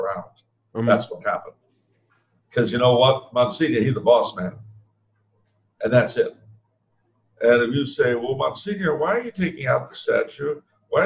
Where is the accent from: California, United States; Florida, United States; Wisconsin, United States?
California, United States; I was raised in California